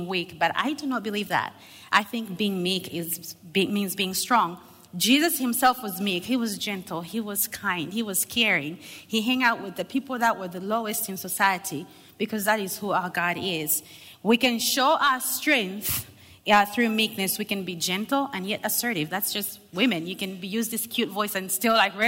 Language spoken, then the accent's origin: English; Zambia; English is a second language; I am from Zambia